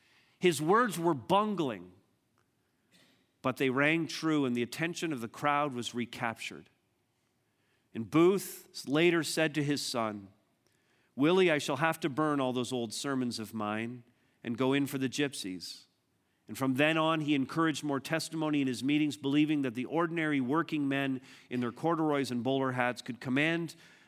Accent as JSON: {"language": "English", "town": "Montreal", "region": "Quebec", "country": "Canada", "also_born_or_lived": "Southern Ontario", "said": "We moved from Montreal to Southern Ontario, and we went through a massive crisis in many different ways."}